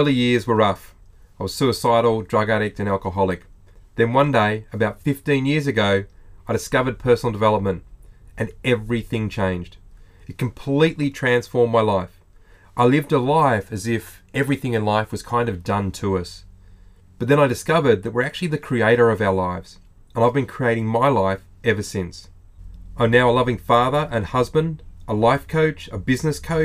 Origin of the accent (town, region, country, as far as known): Australia